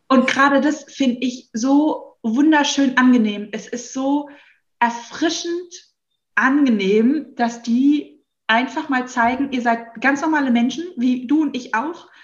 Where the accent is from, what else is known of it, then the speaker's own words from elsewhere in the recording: Hesse, Germany; accent: Hessian; Ich merke auch immer, ich bin Hesse. Man hört es teilweise nicht so, weil ich mhm. so hessisch erzogen worden bin.